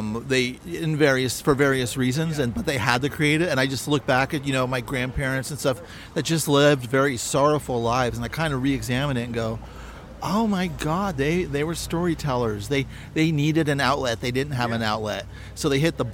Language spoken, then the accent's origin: English; San Francisco Bay Area, California, United States; now in Los Angeles, United States; I'm kind of new to LA because I grew up in the San Francisco Bay Area